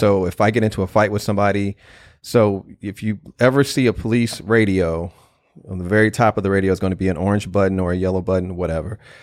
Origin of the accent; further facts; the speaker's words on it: St. Louis, Missouri, United States; I grew up in North Saint Louis